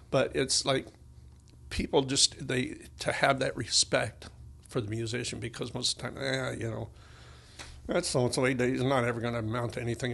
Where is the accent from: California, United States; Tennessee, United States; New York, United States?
Tennessee, United States; I was born in Tennessee